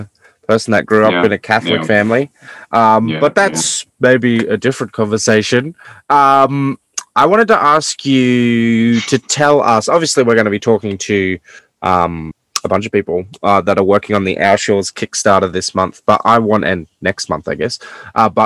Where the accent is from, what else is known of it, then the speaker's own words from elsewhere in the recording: Australia; even as an Australian